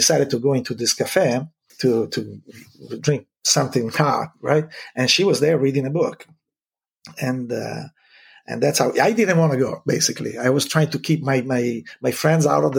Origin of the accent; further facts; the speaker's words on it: Italy; moved away as an adult; now in Seattle, United States; Venice is about a couple of hours from my hometown.